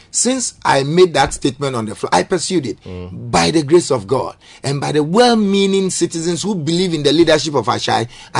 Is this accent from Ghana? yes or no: yes; Tema, Greater Accra, Ghana; I'm a native of Terma, born and bred in Terma. I have my own property in the constituency. Mm. I sleep in the constituency.